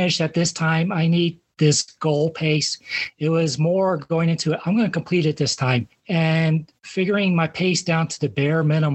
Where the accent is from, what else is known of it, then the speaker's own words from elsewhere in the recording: Colorado Springs, Colorado, United States; I grew up in Colorado Springs